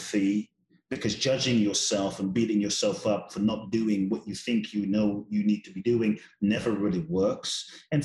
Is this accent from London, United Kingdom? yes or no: yes; London, United Kingdom; I grew up in London. My father's from Ghana, my mother's Japanese